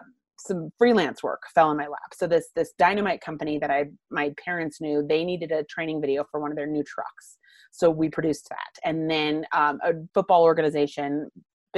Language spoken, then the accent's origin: English; Littleton, Colorado, United States; also born or lived in London; I grew up in Littleton, Colorado. So I'm not a Denver native. I got here when I was four